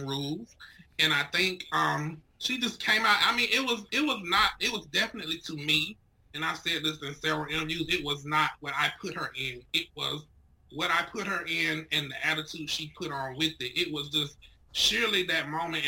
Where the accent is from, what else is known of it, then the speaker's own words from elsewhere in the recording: Ridgeway, South Carolina, United States; moved away; In Ridgeway, South Carolina.